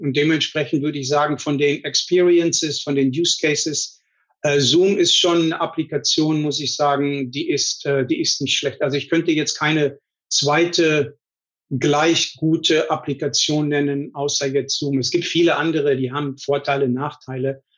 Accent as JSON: {"language": "German", "region": "North Rhine-Westphalia", "country": "Germany", "tie": "born or raised there", "also_born_or_lived": "Paderborn / Munich", "moved": "as an adult", "lives_now": "Silicon Valley, United States", "said": "Also ich bin aufgewachsen in Deutschland, in Nordrhein-Westfalen äh, in einem wirklich kleinen Heimatdorf"}